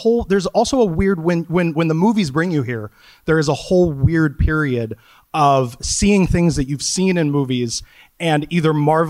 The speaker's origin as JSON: {"language": "English", "town": "Wichita", "region": "Kansas", "country": "United States", "tie": "born or raised there", "moved": "as an adult", "lives_now": "New York, United States", "said": "I've lived in two places. I lived in Wichita, Kansas for the first 30 years, and I've lived in New York for the next 50 years."}